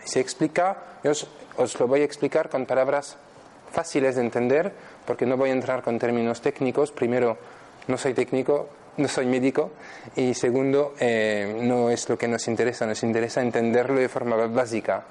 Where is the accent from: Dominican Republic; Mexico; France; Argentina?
France; Spanish is a second language; moved away as an adult; now in Spain; soy francés, vivo aquí en España desde 2009, desde hace siete años.